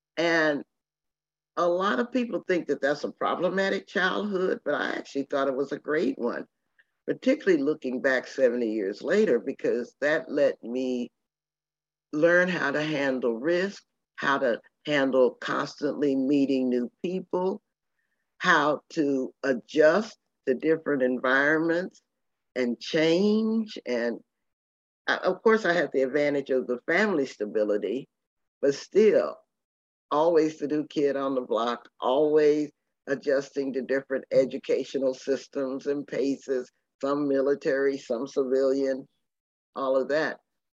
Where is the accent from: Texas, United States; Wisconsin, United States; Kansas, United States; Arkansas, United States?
Texas, United States; Temple; born there; I was born in Temple, Texas as a result. And so I feel very rural, very Southern, but also very Jamaican.